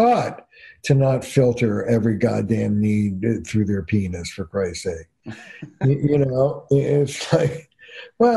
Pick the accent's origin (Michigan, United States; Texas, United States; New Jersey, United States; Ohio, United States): New Jersey, United States; I'm from Jersey